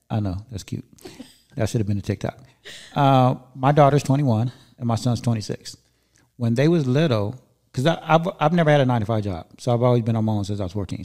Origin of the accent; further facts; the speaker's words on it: Inglewood, California, United States; moved away as an adult; also born or lived in Encino / Chatsworth / Northridge / Granada Hills; now in Antelope Valley, United States; I was born and raised in Inglewood